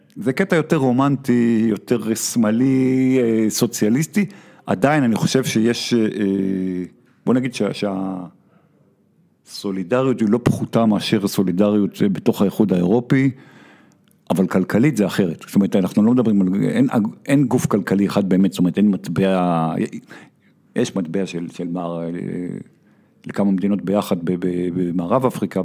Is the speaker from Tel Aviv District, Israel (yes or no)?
yes; Tel Aviv, Tel Aviv District, Israel; אני גדלתי בתל אביב